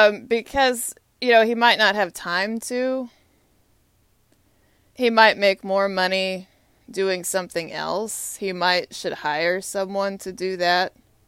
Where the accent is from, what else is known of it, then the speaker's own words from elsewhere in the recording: Austin, Texas, United States; now in Washington, D.C., United States; I'm a Longhorn. Austin, Texas, is my hometown.